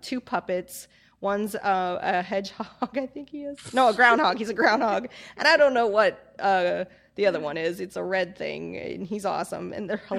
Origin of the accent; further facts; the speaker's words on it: United States; I am an American.